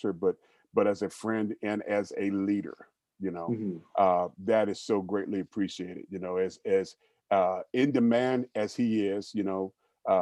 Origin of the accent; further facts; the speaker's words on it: Steubenville, Ohio, United States; moved away as an adult; also born or lived in Albany, Georgia (family origin); now in Cincinnati, United States; I'm from a place called Steubenville. It's the home of …, Jimmy the Greek. It's a small little city. And I grew up there all my life